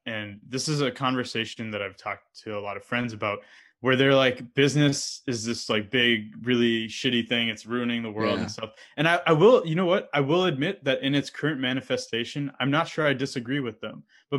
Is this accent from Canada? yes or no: yes; Canada; also born or lived in Saudi Arabia / United States; I grew up in Canada and the US and had moved around a lot. So like, to give you some context, I was born in Saudi Arabia because my dad happened to be working there at the time.